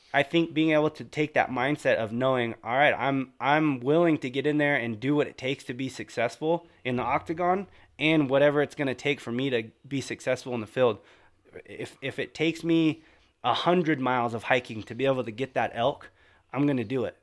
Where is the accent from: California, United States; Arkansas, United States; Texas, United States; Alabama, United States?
California, United States